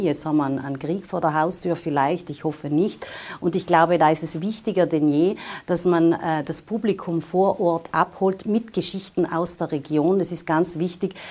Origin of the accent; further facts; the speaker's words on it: Tyrol, Austria; moved away as an adult; also born or lived in Vienna; ich komme ja aus Tirol und deswegen äh, kann ich sagen, es ist ja äh, ein Stück weit auch eine Rückkehr in die Heimat